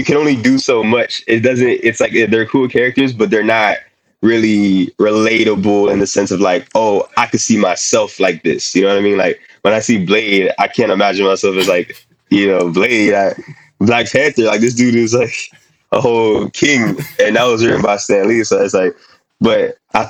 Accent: Haiti; also born or lived in New York; now in Miami, United States; I'm from Haiti

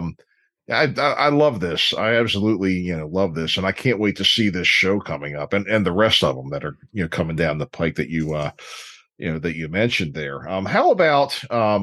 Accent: Dundalk, Maryland, United States; I'm from Dundalk

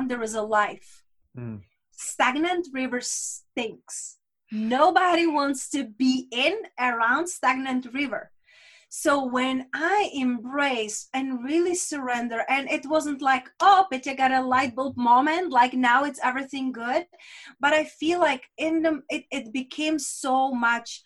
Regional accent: Czechia; first language Czech; English is a second language; my native language in Czech

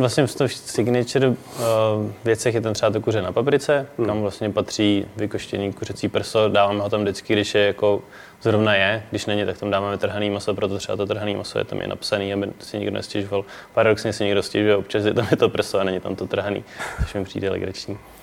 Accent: Prague, Czechia; jsem ze Strašnice

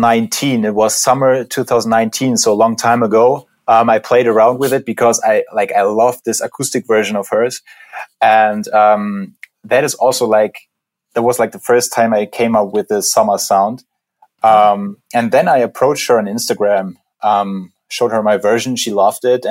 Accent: Berlin, Germany; we're both from Berlin

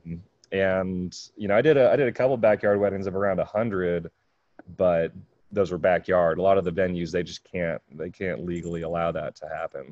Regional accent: California, United States; moved away; I grew up in California.

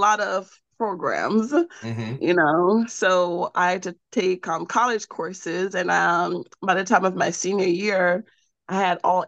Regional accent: Jamaica; I was born and raised in Jamaica.

